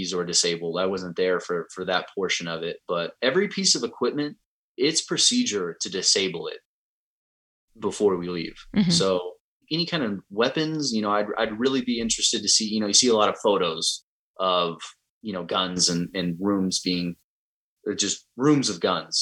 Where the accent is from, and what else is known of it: United States